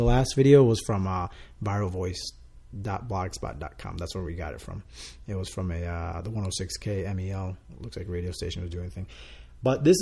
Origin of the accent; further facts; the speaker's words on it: Dominican Republic; first language Spanish; English is a second language; moved away; I was born in Dominican Republic. I speak Spanish. That is my first language.